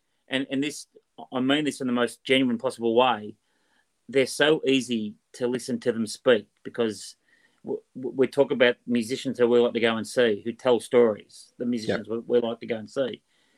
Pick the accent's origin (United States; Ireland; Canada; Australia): Australia; born and bred in Australia and proud to be an Australian.